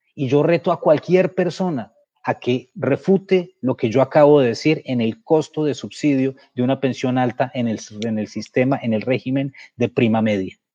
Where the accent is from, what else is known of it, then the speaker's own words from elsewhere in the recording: Colombia; porque siento que es mi obligación como como colombiano y un colombiano que tuvo tanta suerte como yo